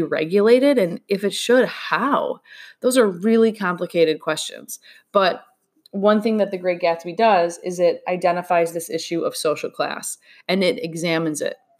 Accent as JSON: {"language": "English", "country": "United States", "said": "we, as an American people"}